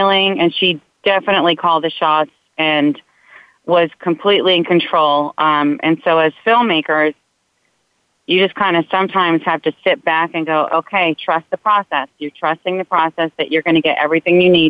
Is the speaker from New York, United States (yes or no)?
yes; New York, United States; I'm Italian, I'm from New York